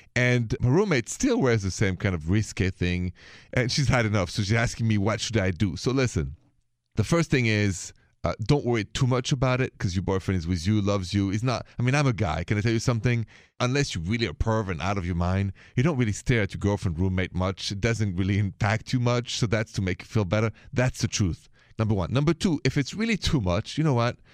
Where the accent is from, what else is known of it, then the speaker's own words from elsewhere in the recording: Paris, Île-de-France, France; accent: French; moved away; my accent is from France, from Paris.